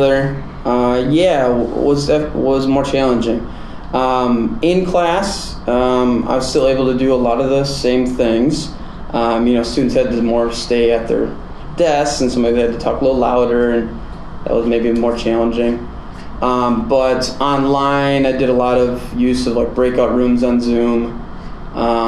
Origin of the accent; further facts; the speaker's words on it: Kimberly, Wisconsin, United States; moved away; my hometown, Kimberly, Wisconsin